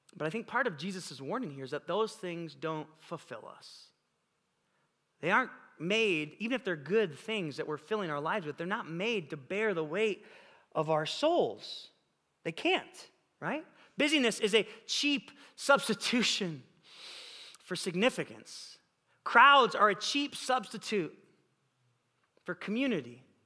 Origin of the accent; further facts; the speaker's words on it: Illinois, United States; now in California, United States; We grew up together in Illinois